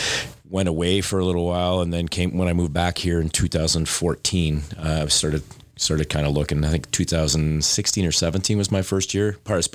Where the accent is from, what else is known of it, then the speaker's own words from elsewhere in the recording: North Bay, Ontario, Canada; No, I'm born and raised in Ontario.